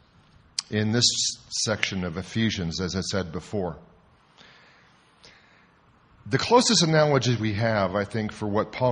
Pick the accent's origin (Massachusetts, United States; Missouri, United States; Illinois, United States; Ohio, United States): Ohio, United States; Toledo; came back to my hometown university, University of Toledo